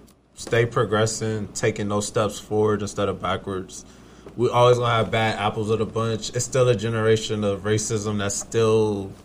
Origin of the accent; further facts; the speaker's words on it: Southern California, United States; We grew up in Southern California.